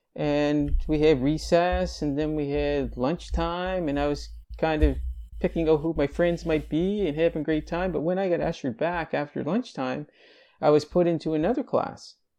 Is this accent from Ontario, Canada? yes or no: no; Greenville, Nova Scotia, Canada; born or raised there; also born or lived in Halifax, Nova Scotia